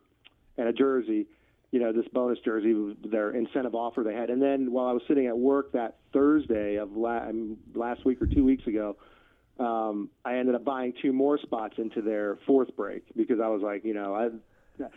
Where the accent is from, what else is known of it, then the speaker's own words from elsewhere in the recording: Philadelphia, Pennsylvania, United States; now in Kansas City, United States; I grew up in Philadelphia, a suburb of Philly